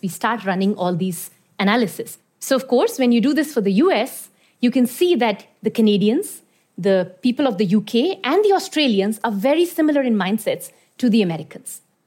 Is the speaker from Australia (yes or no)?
no; Iran; moved away; also born or lived in India; I was born in India, but I grew up in Iran